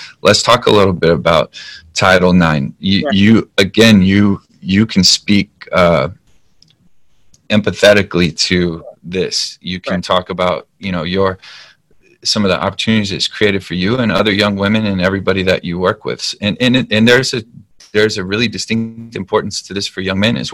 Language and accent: English; United States; I love being an American. I love being from here